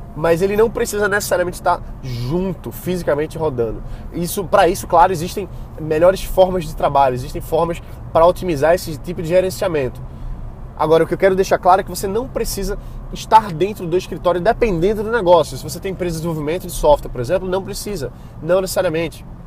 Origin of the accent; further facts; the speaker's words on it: Brazil; Para Portugal é muito é mais fácil a gente como brasileiro adquirir possibilidade de morar lá